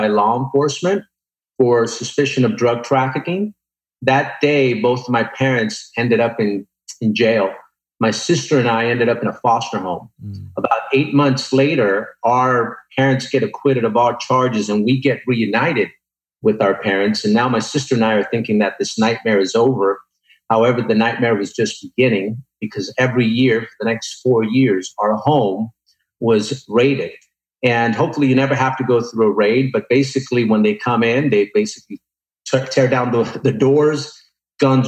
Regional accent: Huntington Park, California, United States; also born or lived in Bogota, Colombia; I came to the United States when I was 6 years old and grew up in a city called Huntington

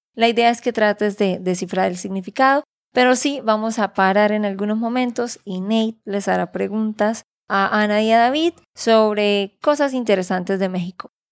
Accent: Santander, Colombia; de Santander, Colombia.

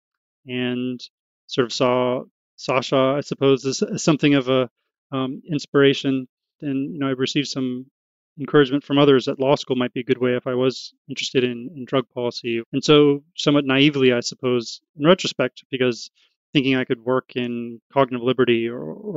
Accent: Oakland, California, United States; growing up in Oakland

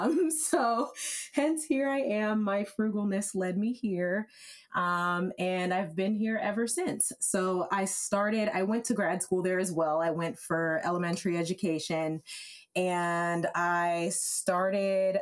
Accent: Evanston, Illinois, United States; being from where I'm from Evanston, Illinois, and it's a fantastic place

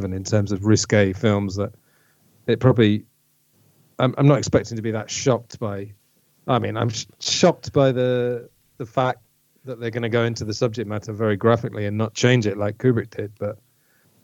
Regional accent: England, United Kingdom; we're all from England.

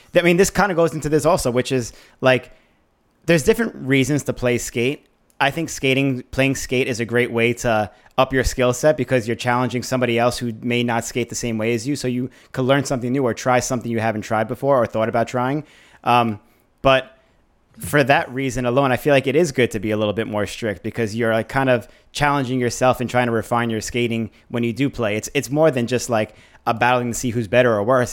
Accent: New York, United States; we grew up in New York

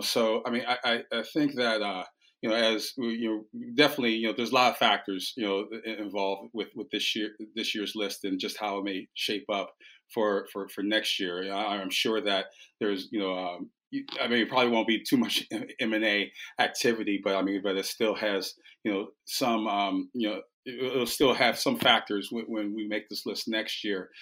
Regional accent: United States; as an American

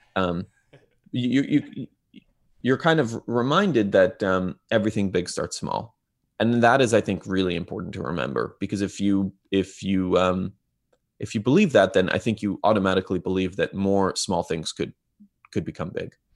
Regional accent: Israel; now in Bay Area, United States; I grew up in Israel

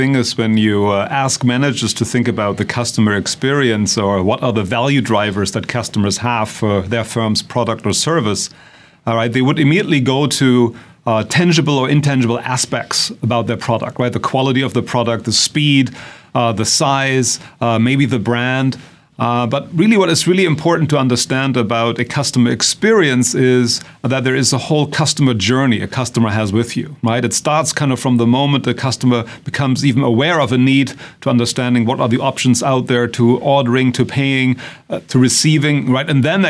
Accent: Germany; accent: German; English is a second language; moved away as an adult; now in United States; as you will probably tell from our accents, we are both originally from Germany as well. But we've been in this country for a long time

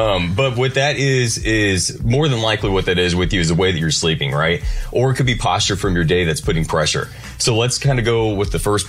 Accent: Quincy, Illinois, United States; now in Nashville, United States; No, I'm from Quincy, but if it was from Arkansas...

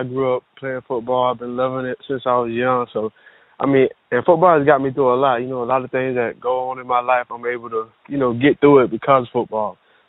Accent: Jamaica; I'm Jamaican.

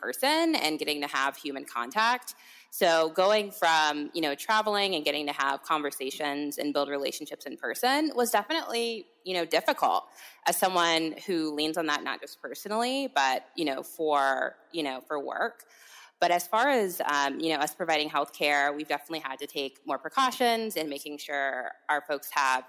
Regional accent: California, United States; moved away as an adult; now in Washington, DC, United States; I'm a California native, but have been in DC for the past 5 years

